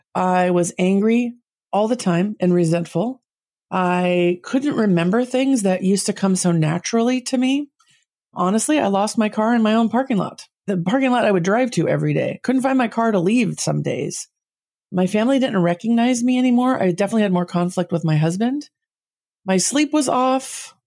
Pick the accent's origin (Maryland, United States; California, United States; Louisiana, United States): California, United States; Southern; also born or lived in San Jose, California; I grew up in Southern California